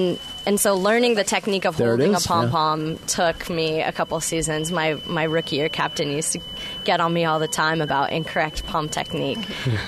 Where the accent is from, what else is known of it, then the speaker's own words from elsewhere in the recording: Sacramento, California, United States; I'm actually from Sacramento, and I make the commute to Oakland.